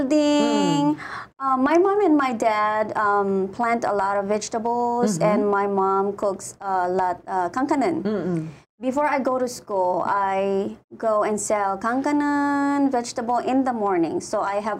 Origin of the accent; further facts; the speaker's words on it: Batac, Ilocos Region, Philippines; moved away as an adult; also born or lived in Laoag; now in Hawaii, United States; I born and raised in the Philippines